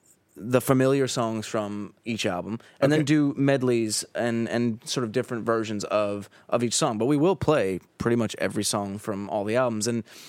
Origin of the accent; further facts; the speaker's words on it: New Jersey, United States; growing up in Jersey, obviously, it's a pretty special place for us.